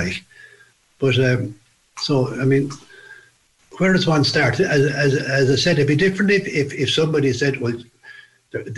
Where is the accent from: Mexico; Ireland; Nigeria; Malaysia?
Ireland; Fermoy, Munster; I was from Fermoy.